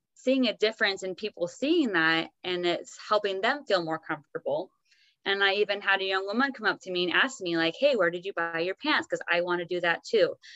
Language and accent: English; Oregon, United States; now in Utah, United States; I grew up in Oregon, but we both live in Utah